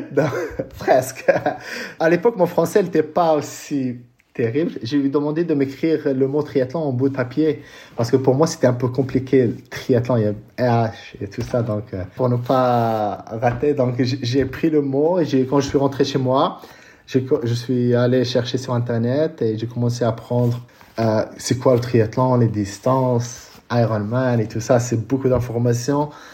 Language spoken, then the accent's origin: French; Casablanca, Casablanca-Settat, Morocco; moved away as an adult; also born or lived in California / Colorado Springs; je suis né euh, à Casablanca